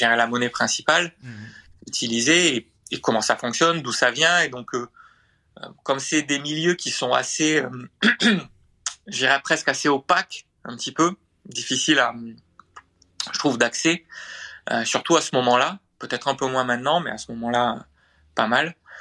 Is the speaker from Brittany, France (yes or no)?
no; Montpellier, Occitania, France; Je suis de Montpellier.